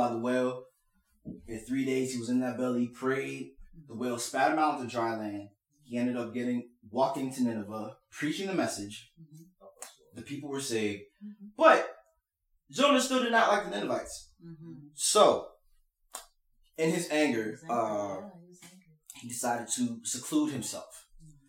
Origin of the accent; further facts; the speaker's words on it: Indiana, Pennsylvania, United States; we grew up in Indiana, Pennsylvania.